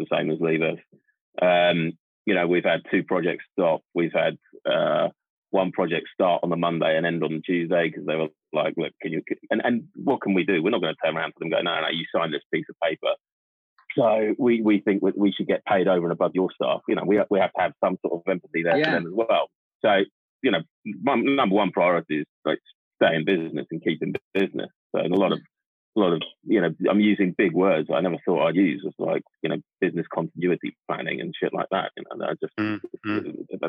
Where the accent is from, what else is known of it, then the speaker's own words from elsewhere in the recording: United Kingdom; we're British